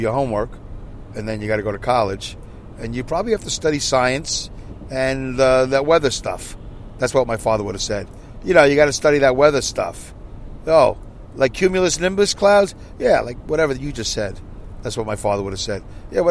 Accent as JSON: {"language": "English", "town": "New York City", "region": "New York", "country": "United States", "tie": "born or raised there", "said": "Growing up in Brooklyn, New York"}